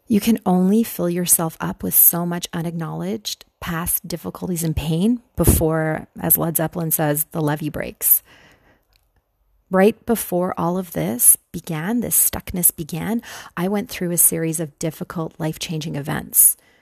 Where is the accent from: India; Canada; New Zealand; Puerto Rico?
Canada; moved away as an adult; also born or lived in Buffalo, New York / New York City; I'm from Canada